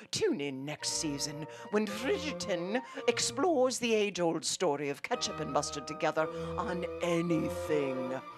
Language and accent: English; Chicago, Illinois, United States; being a Chicagoan